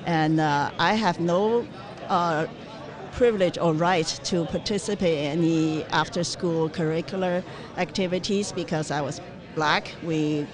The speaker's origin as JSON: {"language": "English", "country": "China", "tie": "born or raised there", "moved": "yes", "said": "I was born in China in 1958."}